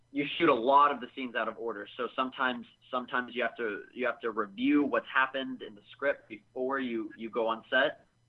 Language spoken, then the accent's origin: English; Sacramento, California, United States; also born or lived in Canada / Los Angeles; Well, I was originally born in California. When I was about 3 years old, I moved up to Canada, up to the West Coast, and I lived there for about 7 years, and when I was about 11, I came back to Sacramento, where I was born